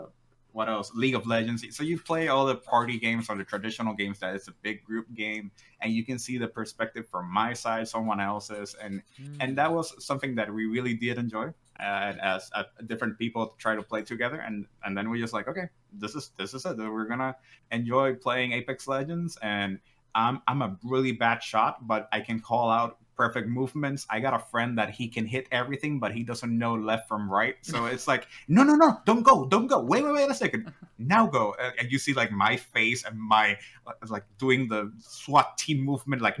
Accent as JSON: {"language": "English", "country": "Puerto Rico", "said": "I am from Puerto Rico, so it allows me to do it in Spanish and in English"}